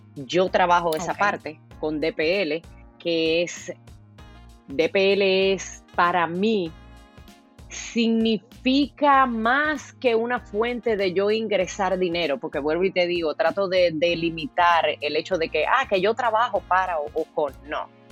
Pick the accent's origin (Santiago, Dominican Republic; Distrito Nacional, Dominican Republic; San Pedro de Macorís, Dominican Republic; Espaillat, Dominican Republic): San Pedro de Macorís, Dominican Republic; Consuelo; now in United States; Yo nací en el ingenio Consuelo, rodeada de caña.